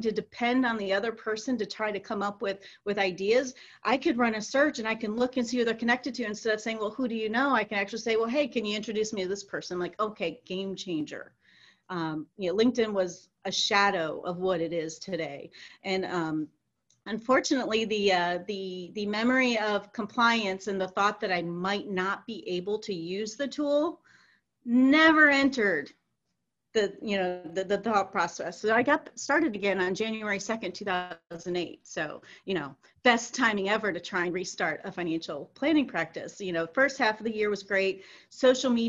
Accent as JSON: {"language": "English", "town": "Cleveland", "region": "Ohio", "country": "United States", "moved": "yes", "lives_now": "Cincinnati, United States", "said": "I'm from the Cleveland area as well"}